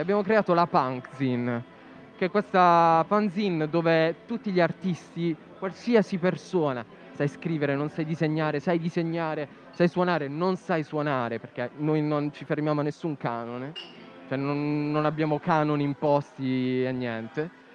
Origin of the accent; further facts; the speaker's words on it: Noicattaro / Rutigliano, Apulia, Italy; siamo di Noi Cattaro Rutigliano